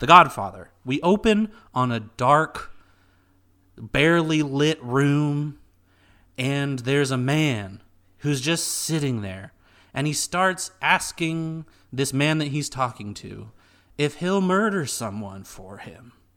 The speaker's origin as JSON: {"language": "English", "country": "United States", "said": "being an American person"}